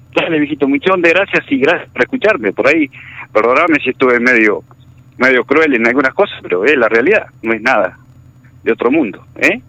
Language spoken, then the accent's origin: Spanish; Algarrobo del Aguila, La Pampa, Argentina; Yo vivo en Algarrobo del Aire, yo soy, soy de acá, de Algarrobo del Aire.